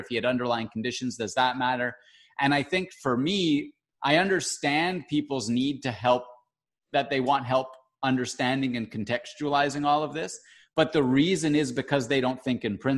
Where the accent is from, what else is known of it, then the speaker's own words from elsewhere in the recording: Canada; I'm Canadian and not American